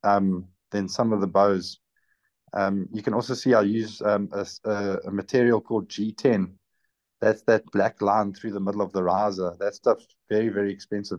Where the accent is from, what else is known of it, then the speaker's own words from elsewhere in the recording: South Africa; I'm from South Africa. Our currency is called rands